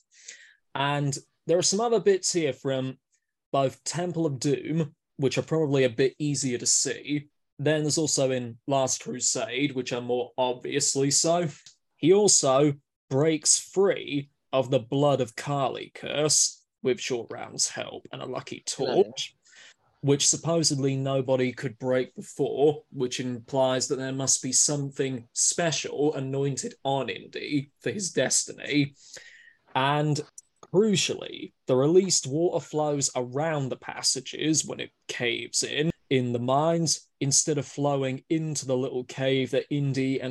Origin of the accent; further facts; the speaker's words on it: Winchester, South East England, United Kingdom; I come from the southeast in Winchester